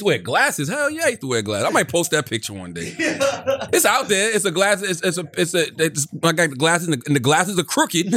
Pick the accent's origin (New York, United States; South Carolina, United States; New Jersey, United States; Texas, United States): South Carolina, United States; Moncks Corner; moved away; when I was young, growing up in Monk's Corner